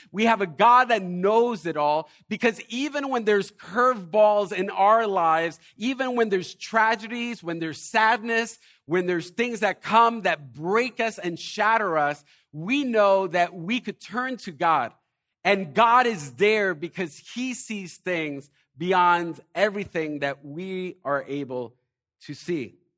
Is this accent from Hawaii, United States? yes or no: no; Elizabeth, New Jersey, United States; I'm from Elizabeth